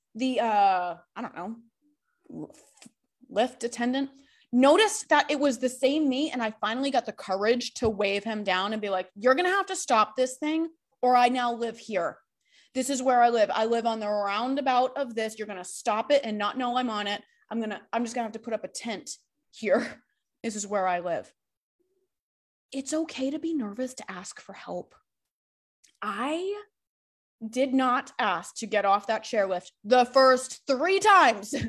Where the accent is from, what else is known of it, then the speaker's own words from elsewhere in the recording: Massachusetts, United States; I grew up in Massachusetts, super close to all these mountains in Vermont and New Hampshire.